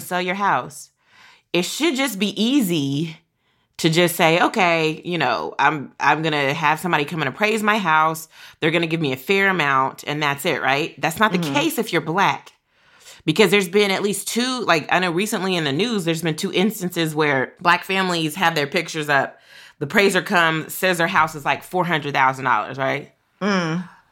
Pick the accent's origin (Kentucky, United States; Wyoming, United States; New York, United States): Kentucky, United States; growing up in Kentucky, where I was a lot of around a lot of white people